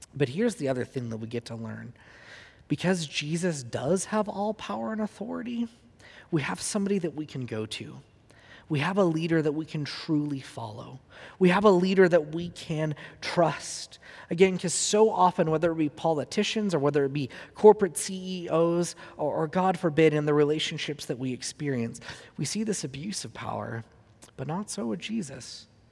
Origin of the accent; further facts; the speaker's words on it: Huntington Beach, California, United States; in my hometown where I grew up, he does a lot of his evangelism on the pier in Huntington Beach, California